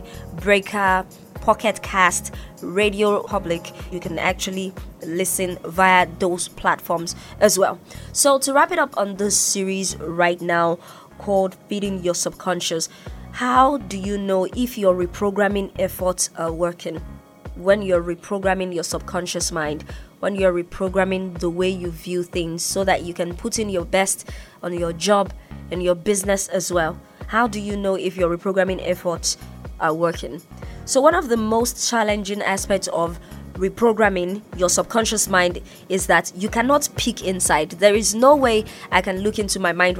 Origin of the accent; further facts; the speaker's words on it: Nigeria; now in Ibadan, Nigeria; I'm Nigerian